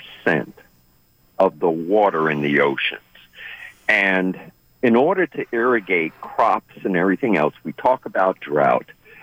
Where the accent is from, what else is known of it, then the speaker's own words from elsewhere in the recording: New York, United States; now in Hampton, Georgia, United States; I'm from New York